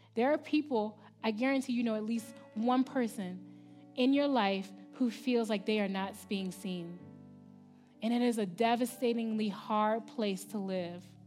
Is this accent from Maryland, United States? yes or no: yes; Baltimore, Maryland, United States; moved away as an adult; I'm from Baltimore City, in the East Coast. I'm from Maryland.